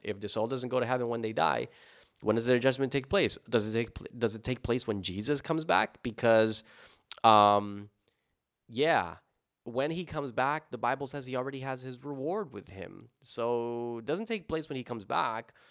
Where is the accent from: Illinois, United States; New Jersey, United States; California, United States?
New Jersey, United States; there was a radio station where I grew up in New Jersey